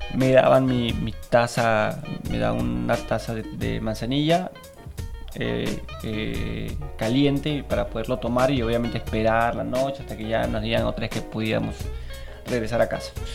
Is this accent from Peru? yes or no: yes; Lima, Peru; parte de nuestra historia como limeños, porque esta Feria del Hogar se daba en Lima